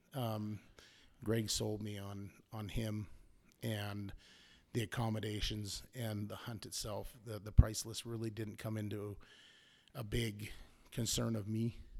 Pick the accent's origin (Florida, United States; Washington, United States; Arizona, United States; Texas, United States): Arizona, United States; Prescott; I'm from Prescott, Arizona. Obviously U S A.